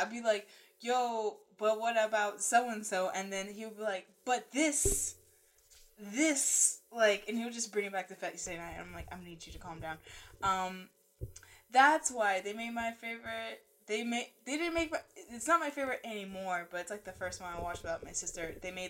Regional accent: Puerto Rico; I'm from Puerto Rico

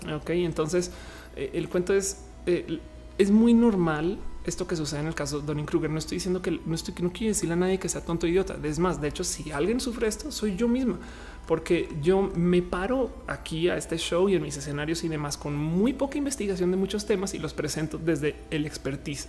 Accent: Colombia; now in Mexico; soy colombiana de paso, pero estoy en México

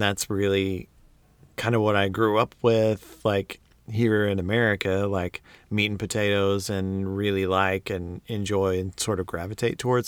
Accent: United States; I'm an American

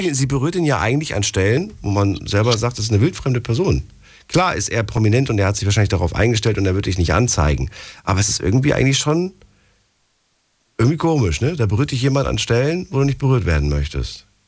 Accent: Frankfurt, Hesse, Germany; Ich komme aus Frankfurt

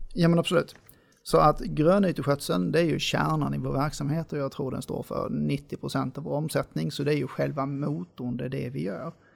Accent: Lund, Skåne, Sweden; moved away as an adult; now in Gothenburg, Sweden; Jag är född och uppvuxen i Lund, så jag kommer från Skåne.

